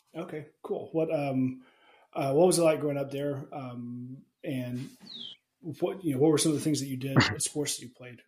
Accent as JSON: {"language": "English", "region": "Alabama", "country": "United States", "tie": "born or raised there", "said": "I grew up in Alabama"}